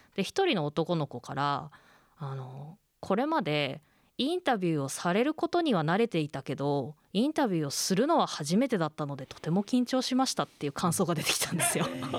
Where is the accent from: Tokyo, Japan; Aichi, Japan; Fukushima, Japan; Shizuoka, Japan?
Fukushima, Japan; Kōriyama; 私もあの出身は福島の郡山中通りの地域なので